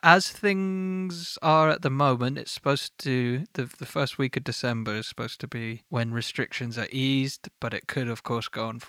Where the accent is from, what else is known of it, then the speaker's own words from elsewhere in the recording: Hartford, North West England, United Kingdom; But in year five, I was hanging out in Tanner's Crescent, which is near where I grew up in Hartford.